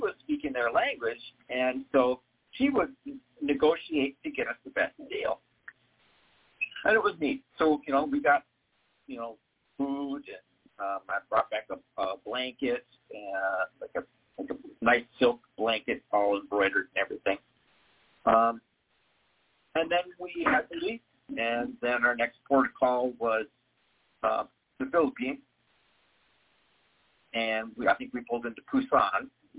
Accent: Bremerton, Washington, United States; also born or lived in Minnesota / Idaho; well, I was born in Minnesota, and then I moved to Idaho, and then we ended up in Bremerton, Washington, which is in the northwest corner, across from Seattle, across the town from Seattle.

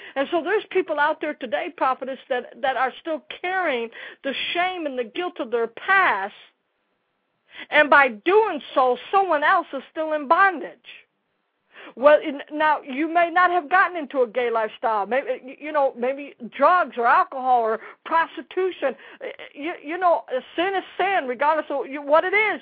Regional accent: Dallas, Texas, United States; I'm from Dallas

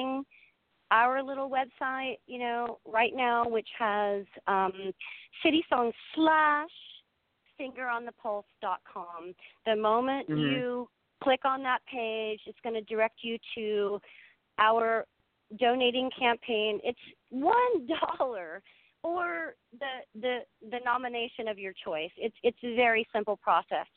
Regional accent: Mississippi, United States; I'm from Mississippi

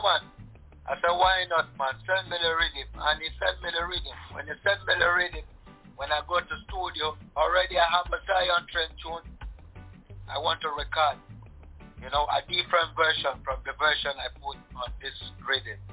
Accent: Cross River, Nigeria; moved away as an adult; also born or lived in Ghana; now in Germany; where i from is Cross River State

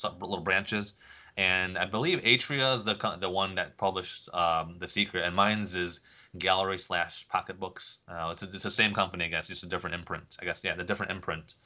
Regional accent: England, United Kingdom; now in United States; being English

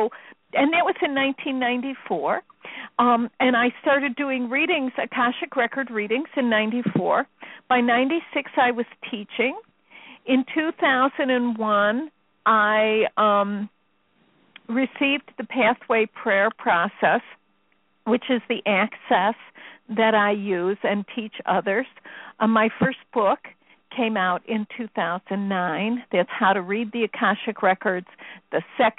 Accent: Chicago, Illinois, United States; I'm from Chicago

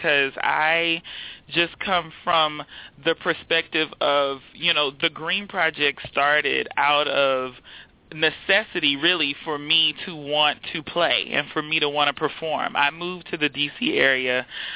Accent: Houston, Texas, United States; moved away as an adult; also born or lived in Austin, Texas / Baltimore, Maryland; now in DMV area, United States; I was born and raised in Houston, Texas, and I went to undergrad at the University of Texas in Austin.

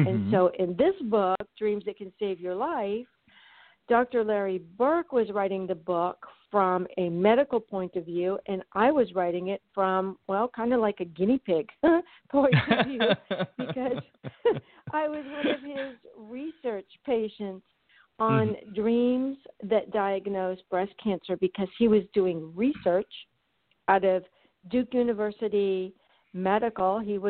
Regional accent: Frankfurt, Hesse, Germany; I was born and raised in Frankfurt, Germany, and I went to Munich American High School. I spent all of my life over in Europe. So basically, when I came back to college for the first time in the United States, I was a stranger in my own land.

